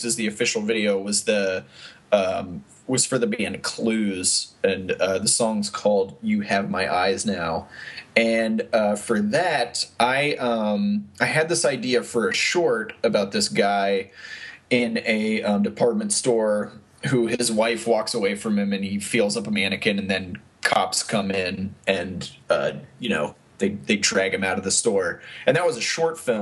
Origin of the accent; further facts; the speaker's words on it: Hollidaysburg, Pennsylvania, United States; moved away as an adult; also born or lived in Harrisburg, Pennsylvania / Philadelphia, Pennsylvania; now in Los Angeles, United States; I'm from Pennsylvania, central Pennsylvania, a little town called Hollidaysburg, Pennsylvania, near Penn State